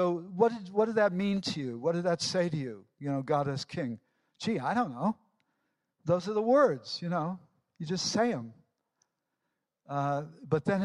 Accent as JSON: {"language": "English", "country": "United States", "tie": "born or raised there", "also_born_or_lived": "England", "moved": "yes", "said": "I'm American by birth"}